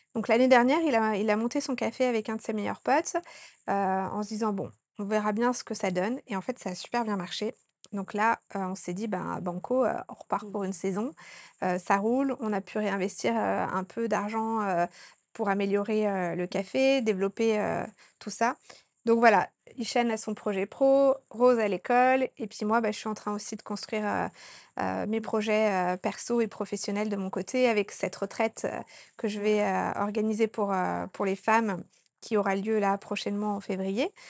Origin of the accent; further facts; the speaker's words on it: Annecy, Auvergne-Rhône-Alpes, France; moved away as an adult; also born or lived in Norway; now in Sri Lanka; je suis originaire de Haute-Savoie, euh, dans la petite ville d'Annecy.